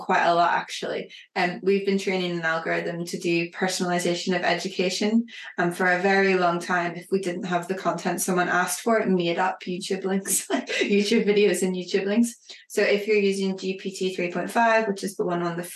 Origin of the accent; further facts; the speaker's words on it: Northern Ireland, United Kingdom; accent: Northern Irish; as you can hear from my accent, I'm Northern Irish